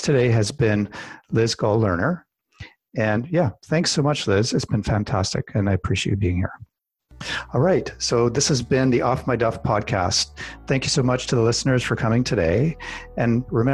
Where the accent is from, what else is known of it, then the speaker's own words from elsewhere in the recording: Canada; I'm Canadian